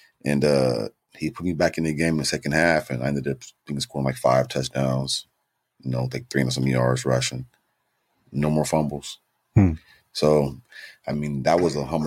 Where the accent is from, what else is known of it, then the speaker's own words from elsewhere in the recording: San Diego, California, United States; moved away as an adult; also born or lived in Plainview, Texas / Nebraska; I was born in Texas. I was born in Plainview, Texas, but I grew up in San Diego